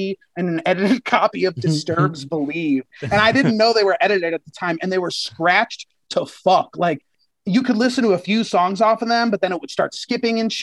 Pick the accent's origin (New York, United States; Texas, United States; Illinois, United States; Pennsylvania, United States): Illinois, United States; Chicago; the border of the burbs in Chicago, kind of, is where I grew up